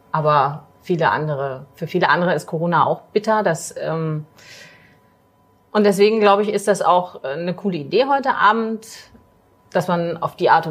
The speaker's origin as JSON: {"language": "German", "town": "Magdeburg", "region": "Saxony-Anhalt", "country": "Germany", "tie": "born or raised there", "said": "Ähm, bin äh, aus Magdeburg, bin hier zur Schule gegangen, ähm, habe hier auch studiert, habe aber meine Banklehre vorher im Harz gemacht, weil meine Familie aus dem Harz kommt."}